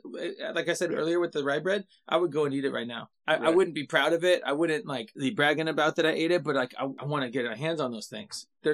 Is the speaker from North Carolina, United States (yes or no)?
no; California, United States; I'm from California.